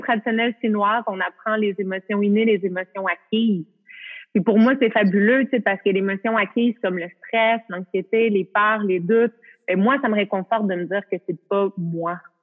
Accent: Canada; je peux pas travailler aux États-Unis, je suis canadienne

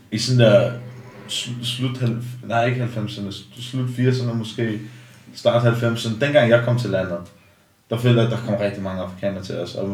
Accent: Denmark; born there; når man nu er jeg i Danmark, jeg er født i Danmark

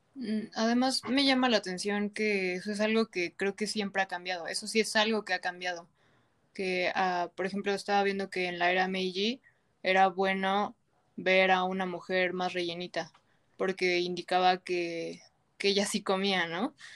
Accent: Mexico; nos sentimos nosotras como mexicanas

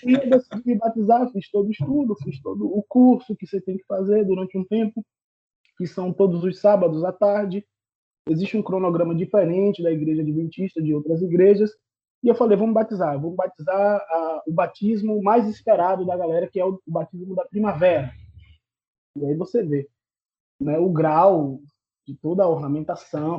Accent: Salvador, Bahia, Brazil; also born or lived in Irará, Bahia; now in Feira de Santana, Brazil; eu sou de Salvador, vivi em Salvador até os meus 11 anos e me mudei para o interior da Bahia, uma cidade chamada Irará

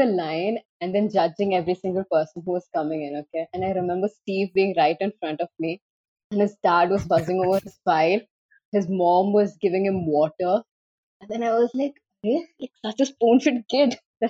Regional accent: Kolkata, West Bengal, India; So I'm from Kolkata itself

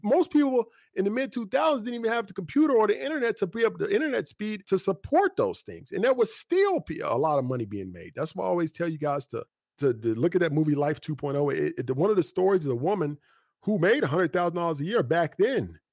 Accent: United States; we grew up in Clarksville Guthrie

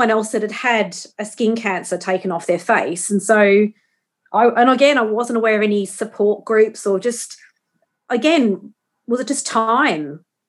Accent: Australia; obviously I'm from Australia, yes, but I'm not tanned.

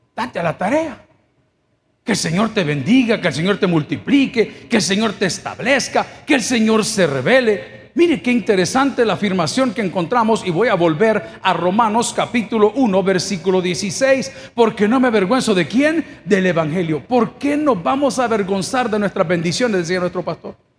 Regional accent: El Salvador; ¿Cuántos somos orgullosamente salvadoreños?

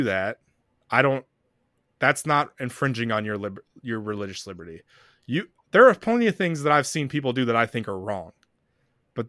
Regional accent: the South, United States; we're both from the South.

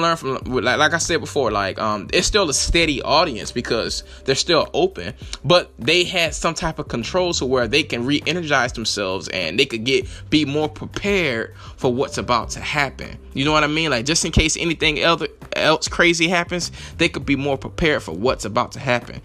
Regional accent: Lake City, United States; when I was growing up in Lake City, we didn't have any bridges

